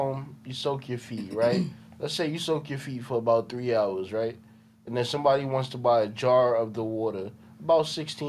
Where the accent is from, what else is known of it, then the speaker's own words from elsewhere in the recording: Jamaica; Yeah. I'm Jamaican, but that's why I know every woman that I've ever encountered from Jamaica